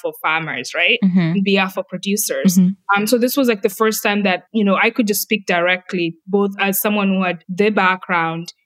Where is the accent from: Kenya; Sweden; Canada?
Kenya; moved away; I'm coming from Kenya and our culture is very reserved